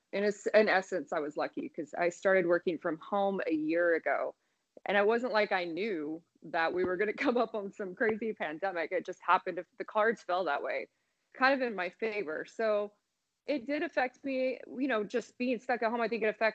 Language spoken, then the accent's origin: English; Indiana, United States; moved away as an adult; now in Las Vegas, United States; I grew up in Indiana, and I've been in Vegas almost like 10 and a half years now.